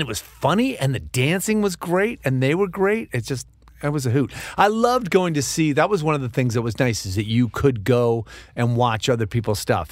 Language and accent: English; New York, United States; moved away; I grew up in New York